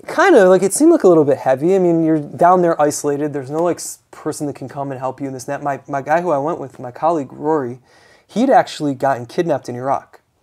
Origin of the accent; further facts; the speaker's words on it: United States; I'm an American